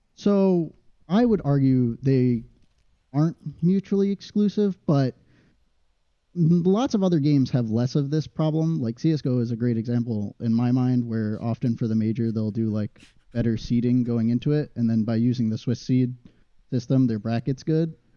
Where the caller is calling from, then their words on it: Waterbury, Connecticut, United States; I'm calling from Waterbury, Connecticut.